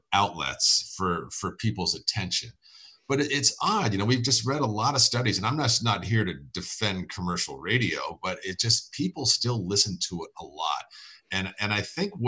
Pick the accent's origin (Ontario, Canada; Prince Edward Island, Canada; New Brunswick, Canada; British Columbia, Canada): Prince Edward Island, Canada; Prince Edward Island, Canada, which is kind of like the Rhode Island of Canada